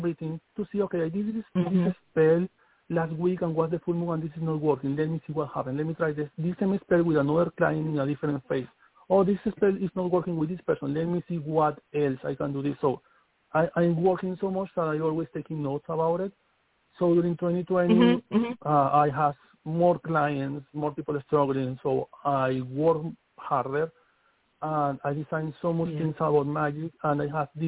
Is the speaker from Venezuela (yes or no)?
yes; Venezuela; English is a second language; moved away as an adult; also born or lived in Wayuu (ancestry); now in New York City, United States; I come from the Wayuu tribe. I born in Amazon.